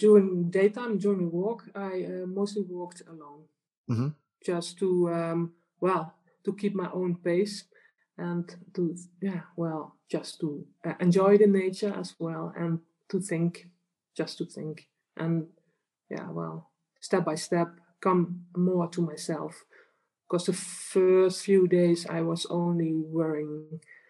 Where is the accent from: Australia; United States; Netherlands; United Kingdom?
Netherlands; Limburg; English is a second language; I'm from the Netherlands. But I think you might think I'm from Germany, but I'm not. I live in the very south of the Netherlands, so between the borders of Belgium and Germany